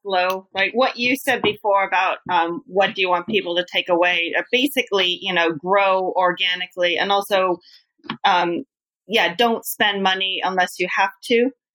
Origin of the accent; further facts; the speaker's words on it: United States; now in Japan; I'm American